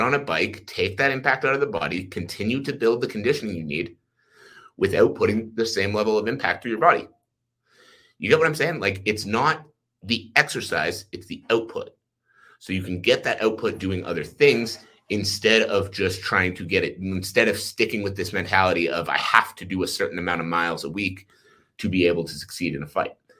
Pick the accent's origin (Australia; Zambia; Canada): Canada; Ottawa, Ontario; now in Calgary, Canada; I live in Calgary, Alberta, uh, but I was born in Ottawa, Ontario